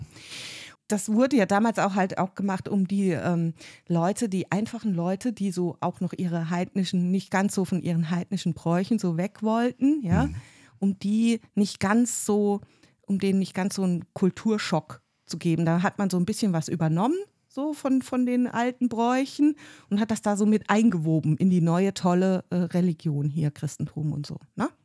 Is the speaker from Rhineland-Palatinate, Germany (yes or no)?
yes; Rhineland-Palatinate, Germany; moved away; ich komme ja ursprünglich aus der Pfalz